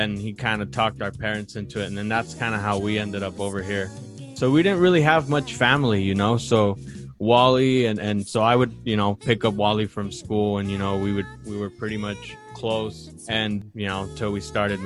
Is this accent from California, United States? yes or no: yes; Oxnard, California, United States; moved away as an adult; now in Utah, United States; we're originally from Southern California, a small city called Oxnard, which is in Ventura County